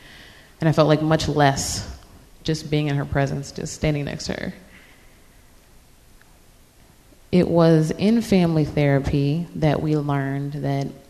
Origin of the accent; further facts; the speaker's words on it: Virginia Beach, Virginia, United States; now in Norfolk, United States; I'm from Virginia Beach originally